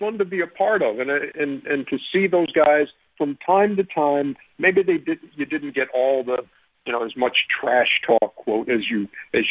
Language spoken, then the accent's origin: English; Milwaukee, Wisconsin, United States; moved away; I'm born and raised in Milwaukee